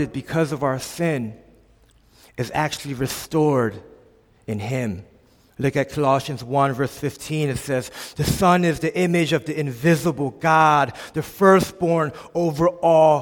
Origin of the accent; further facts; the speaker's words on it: Philadelphia, Pennsylvania, United States; I grew up in a small little subsection of Philadelphia in Olney, PA. This is where I was born and raised.